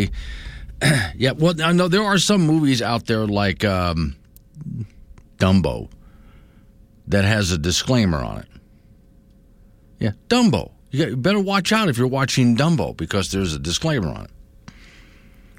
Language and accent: English; Florida, United States; now in Wyoming, United States; I grew up around Disney, being a Florida boy